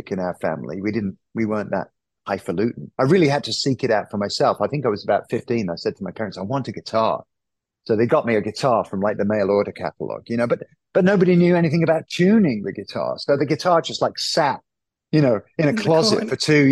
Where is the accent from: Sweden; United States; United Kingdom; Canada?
United Kingdom